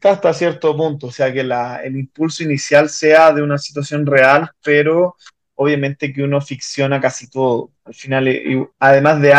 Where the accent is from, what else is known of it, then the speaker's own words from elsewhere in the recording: Chile; now in Mexico; yo me vine de Chile a, México a desarrollar mi carrera musical y es un poco el que marca como el, eh, ese, ese antecedente.